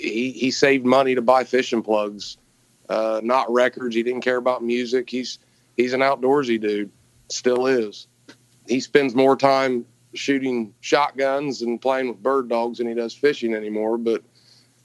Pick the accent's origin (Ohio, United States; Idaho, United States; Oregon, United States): Ohio, United States; Gallipolis; When I was 18 months old, I think, the whole family came down here. And, man, I had the picture-perfect childhood. I grew up dead on the Ohio River